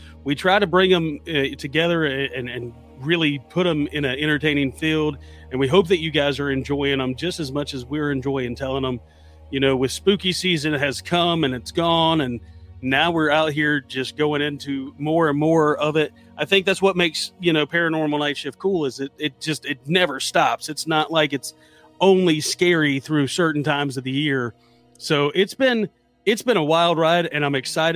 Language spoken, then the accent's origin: English; North Carolina, United States; in North Carolina, my home state